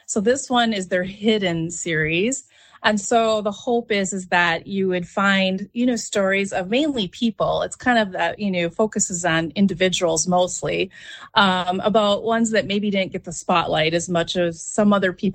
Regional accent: Harmony, Minnesota, United States; now in Rochester, United States; I have deep roots in the area. I'm from Harmony originally.

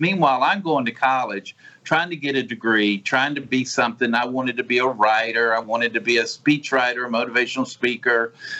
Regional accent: Orange Grove, Mississippi, United States; I'm from the Gulf Coast. I was born and raised right out here in Orange Grove. I live exactly 2 miles from the house I was born and raised in.

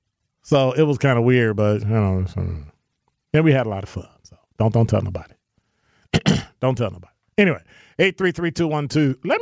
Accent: Illinois, United States; My home state is Illinois.

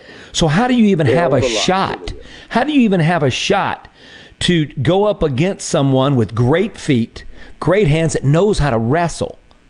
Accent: Mississippi Delta, United States; where I grew up in the Delta.

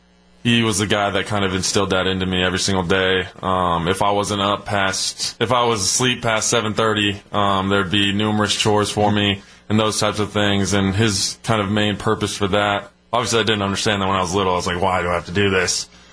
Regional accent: Arizona, United States; Oh, it was crazy. My parents met when I think my dad played Pop Warner with my mom, was a cheerleader for him.

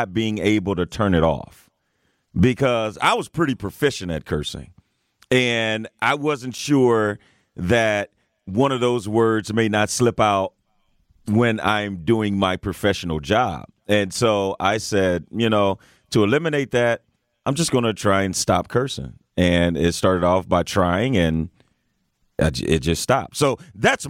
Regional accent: East St. Louis, Illinois, United States; growing up in East St. Louis

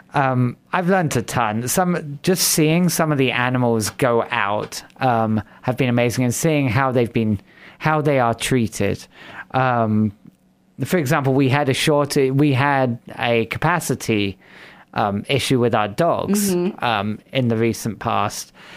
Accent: England, United Kingdom; moved away as an adult; also born or lived in Fargo, North Dakota / Moorhead, Minnesota; now in Sioux Falls, United States; I'm from England originally. That's where the funny accent

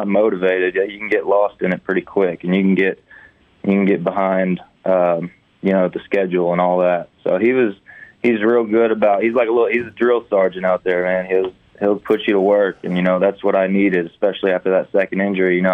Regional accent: Fayetteville, Arkansas, United States; moved away as an adult; also born or lived in Hattiesburg, Mississippi; growing up in Fayetteville, you know, every kid's dream to, you know, go be a Razorback.

